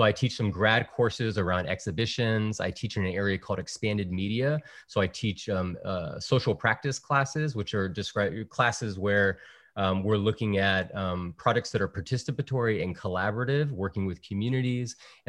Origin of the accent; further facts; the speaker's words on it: Virginia, United States; born there; So my father is from El Salvador. My mother is from Puerto Rico. And I was born on the East Coast in Virginia.